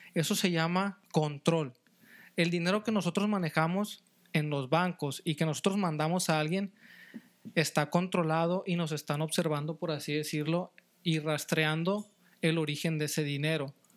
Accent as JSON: {"language": "Spanish", "country": "Mexico", "said": "soy mexicano, yo como mexicano"}